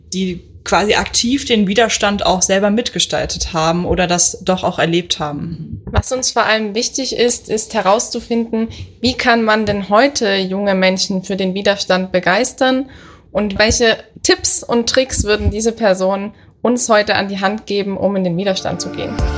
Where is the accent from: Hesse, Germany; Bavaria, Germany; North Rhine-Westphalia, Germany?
Hesse, Germany; Oberursel; ich komme aus Oberursel bei Frankfurt am Main